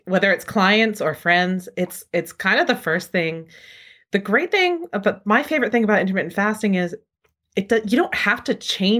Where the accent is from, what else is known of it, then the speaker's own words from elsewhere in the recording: New England, United States; I'm sitting here at home using Dunkin' Donuts brand coffee because I'm from New England and it tastes like home to me.